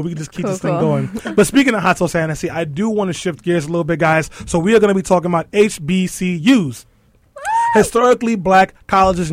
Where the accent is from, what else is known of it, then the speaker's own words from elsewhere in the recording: New York City, New York, United States; I grew up in East New York, Brooklyn